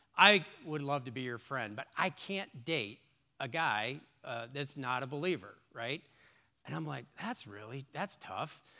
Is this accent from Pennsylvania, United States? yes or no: no; Long Beach, California, United States; I grew up on the West Coast in, in Long Beach, California